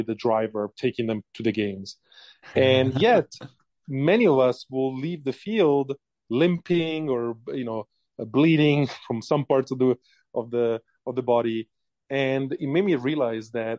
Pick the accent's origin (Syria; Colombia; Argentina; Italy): Italy; English is a second language; moved away as an adult; now in United States; as you can maybe able to tell from my accent, I was born and raised in Italy